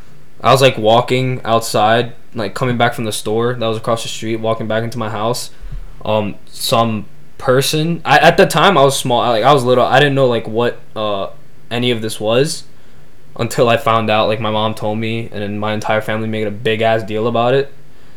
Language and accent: English; New York City, New York, United States; cause I'm from New York City. I'm from the United States. I'm from America.